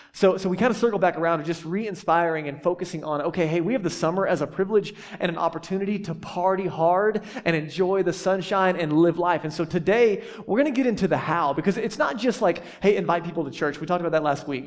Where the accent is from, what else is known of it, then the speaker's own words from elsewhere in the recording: the South, United States; I grew up in the South